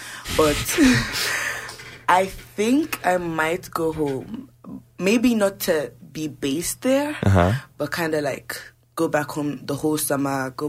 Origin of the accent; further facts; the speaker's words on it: Lagos, Nigeria; moved away as an adult; now in Calgary, Canada; I grew up in Lagos.